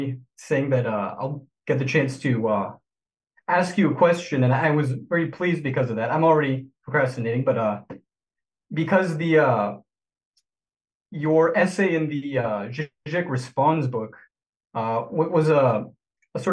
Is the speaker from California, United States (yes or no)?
yes; California, United States; I'm from California, a very boring place